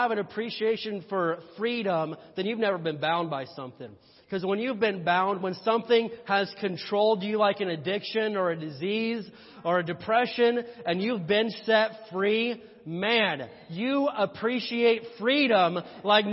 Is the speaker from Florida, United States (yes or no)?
no; Indiana, United States; I'm from Indiana